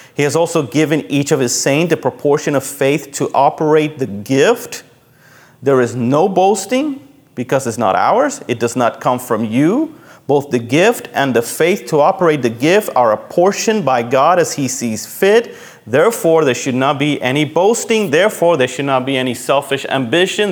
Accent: Puerto Rico; moved away; when I grew up in Puerto Rico, my mom was a member of a cooperative.

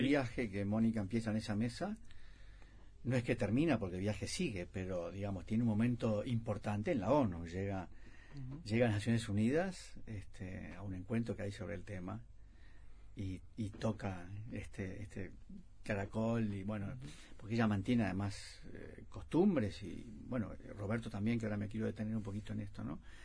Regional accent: Uruguay

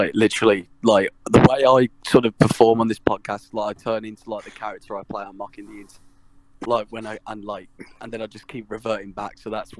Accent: Birmingham, West Midlands, United Kingdom; I'm from Birmingham, mate.

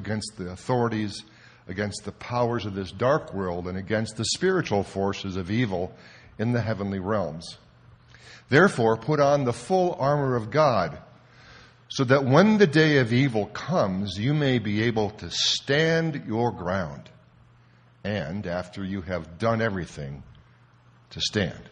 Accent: Toledo, Ohio, United States; came back to my hometown university, University of Toledo

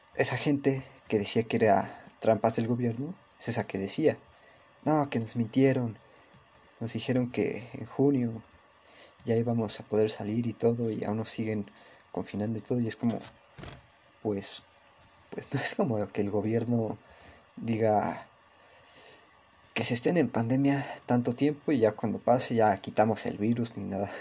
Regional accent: Mexico City, Mexico; Soy mexicano, soy de México, de la ciudad

